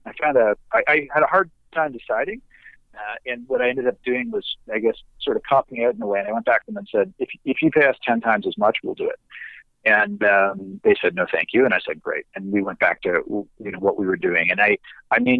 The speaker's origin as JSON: {"language": "English", "country": "Canada", "said": "we're Canadian"}